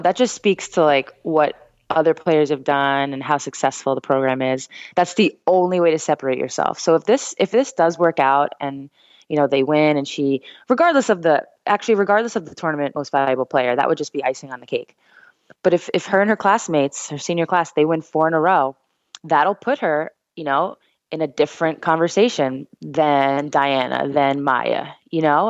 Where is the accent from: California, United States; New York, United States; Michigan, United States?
New York, United States; I'm from New York